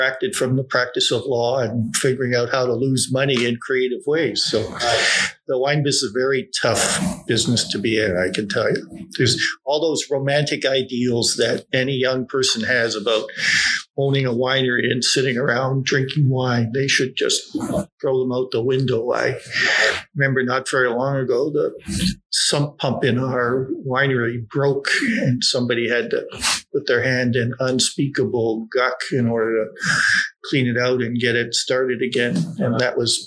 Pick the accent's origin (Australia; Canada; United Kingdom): Canada; Toronto, Ontario; So I grew up in Bloor and Lansdowne, a very tough working class neighborhood.